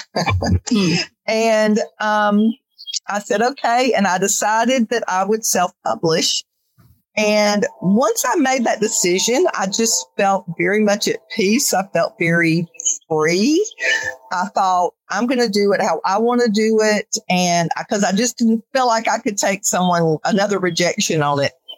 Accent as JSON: {"language": "English", "region": "North Carolina", "country": "United States", "moved": "as an adult", "lives_now": "Calhoun, United States"}